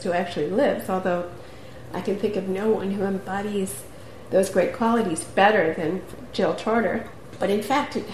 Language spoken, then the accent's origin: English; New York City, New York, United States; when we were kids growing up in Queens and Brooklyn